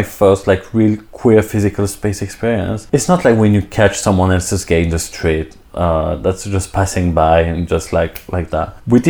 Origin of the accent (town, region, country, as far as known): Switzerland; born or raised there; now in London, United Kingdom